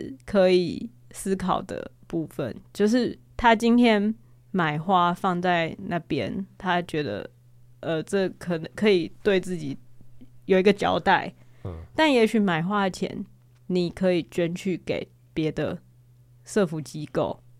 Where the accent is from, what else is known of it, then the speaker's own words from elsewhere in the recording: Taiwan; 我虽然自己也身为台湾人的一份子，